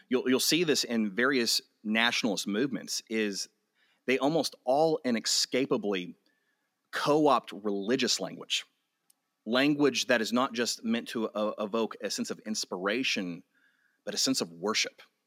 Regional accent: Amarillo, Texas, United States; I was born and raised in Amarillo

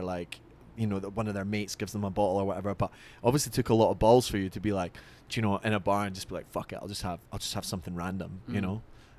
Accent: Scotland, United Kingdom; now in United States; and I'm Scottish

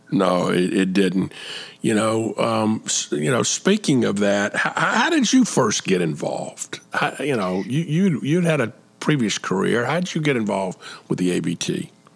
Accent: Atlanta, Georgia, United States; I was raised in Atlanta

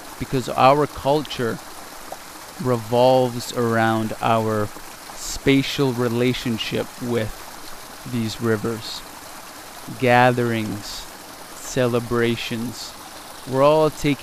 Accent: Tsleil-Waututh Nation, British Columbia, Canada; also born or lived in Williams Lake, British Columbia / Vancouver, British Columbia; I was very fortunate in growing up in the Tsleil-Waututh Nation

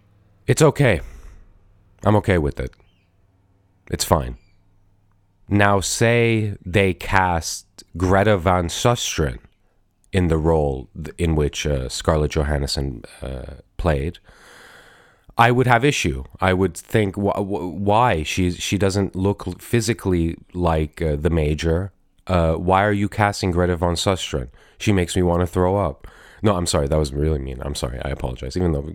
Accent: Iran; now in United States; but I'm originally from Iran. My parents are immigrants from Iran, and Iran is actually in Asia. So that makes me Asian American.

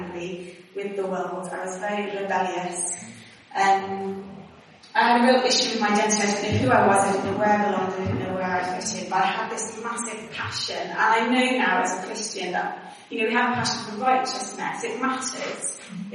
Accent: Wales, United Kingdom; accent: Welsh twang; moved away as an adult; also born or lived in Exeter / Sheffield; I still had a Welsh twang. And I was told I was Welsh

